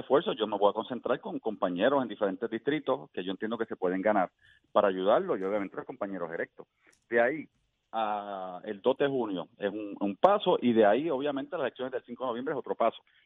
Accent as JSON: {"language": "Spanish", "country": "Puerto Rico", "said": "somos como pueblo puertorriqueño"}